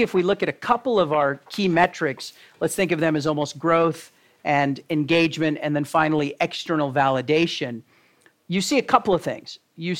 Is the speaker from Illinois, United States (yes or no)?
no; Texas, United States; moved away; John and I know from growing up in Texas, that's not the way we grew up